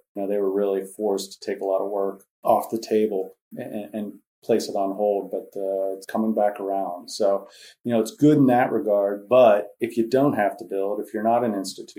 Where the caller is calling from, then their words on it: Monroeville, Pennsylvania, United States; I am coming from Monroeville, Pennsylvania.